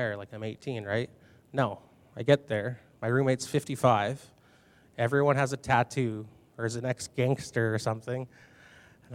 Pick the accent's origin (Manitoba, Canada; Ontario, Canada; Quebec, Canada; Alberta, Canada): Manitoba, Canada; Binscarth; moved away as an adult; now in Brandon, Canada; I grew up in Binscarth, Manitoba